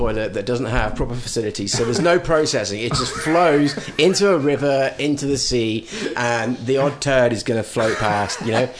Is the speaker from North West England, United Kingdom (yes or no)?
no; North Coast, South West England, United Kingdom; moved away; I grew up surfing on the North Coast.